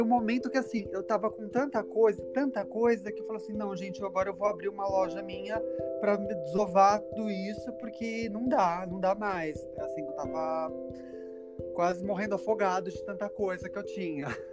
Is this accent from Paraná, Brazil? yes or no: no; São Paulo, Brazil; Eu nasci, sou nascido e criado em São Paulo.